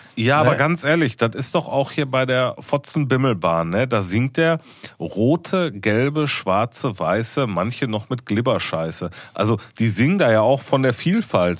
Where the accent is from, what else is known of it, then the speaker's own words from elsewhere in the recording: Ruhr area, North Rhine-Westphalia, Germany; wir sind aus dem Pott